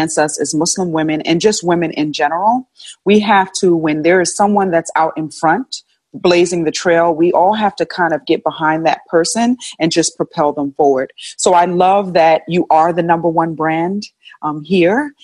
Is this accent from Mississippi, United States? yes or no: no; New York, United States; moved away; I'm originally from New York.